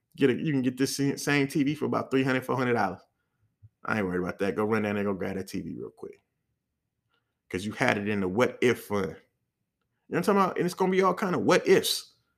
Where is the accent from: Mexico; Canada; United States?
United States; the Bay Area, California; I'm from the Bay